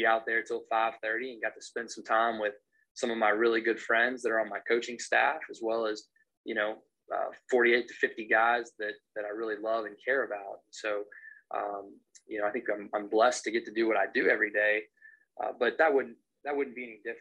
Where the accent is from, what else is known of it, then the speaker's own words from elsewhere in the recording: Maryville, Tennessee, United States; moved away as an adult; also born or lived in Clarksville, Tennessee; now in Charleston, United States; I'm from Maryville, Tennessee